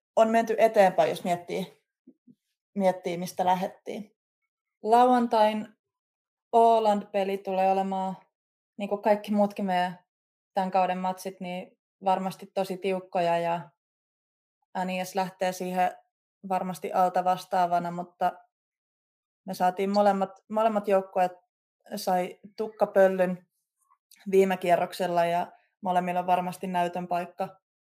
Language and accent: Finnish; Klaukkala, Uusimaa, Finland; kotikulmilla Klaukkalassa, missä mä oon itse kasvanut ja käynyt koulun